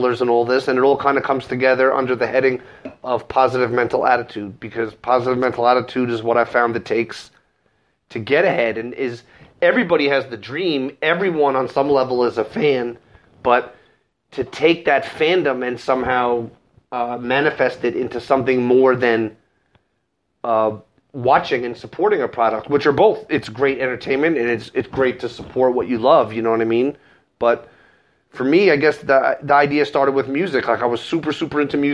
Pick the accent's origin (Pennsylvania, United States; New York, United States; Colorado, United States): New York, United States; New York City; My hometown, the Big Apple.